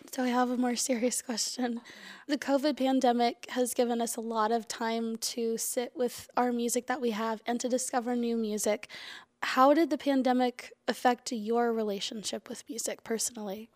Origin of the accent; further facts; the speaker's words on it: Huntsville, Alabama, United States; I come from Huntsville, so we're crazy with, you know, great local music